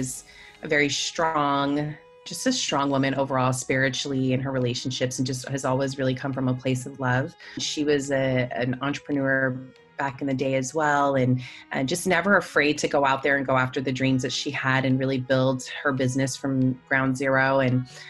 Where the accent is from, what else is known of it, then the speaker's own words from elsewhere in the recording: American Samoa; moved away as an adult; I grew up since I was about 8 years old in American Samoa.